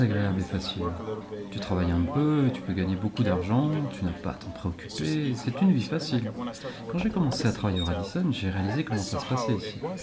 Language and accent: French; Florida, United States; moved away as an adult; also born or lived in Borneo, Malaysia; now in Longyearbyen, Norway; Je suis originaire de Floride aux États-Unis et j'habite à Longyearbyen depuis 12-13 ans maintenant